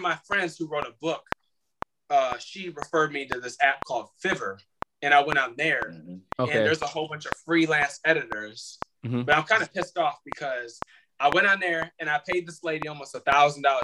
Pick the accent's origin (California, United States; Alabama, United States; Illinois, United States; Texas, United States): Illinois, United States; moved away as an adult; now in Florida, United States; I'm here in Florida by myself because I'm from Illinois